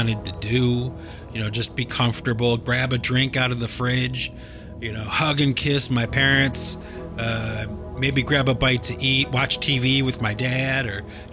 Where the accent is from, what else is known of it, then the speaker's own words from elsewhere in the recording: Cleveland, Ohio, United States; moved away; my hometown and my area. But both my wife and I grew up there